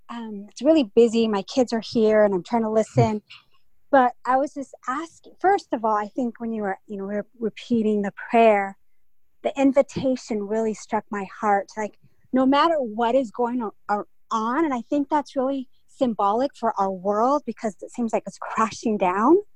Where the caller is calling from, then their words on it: California, United States; I'm … from California